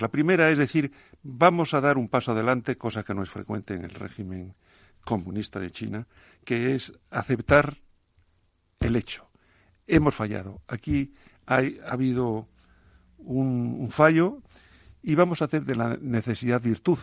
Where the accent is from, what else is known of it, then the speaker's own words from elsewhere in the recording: A Coruña, Galicia, Spain; una paisana mía de, de, la, de la, Coruña